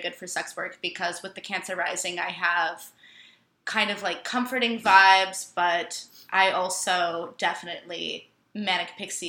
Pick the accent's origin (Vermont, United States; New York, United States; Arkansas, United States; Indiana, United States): Vermont, United States; moved away; Vermont. Yeah, surrounded by, like, crusty fucking hippies.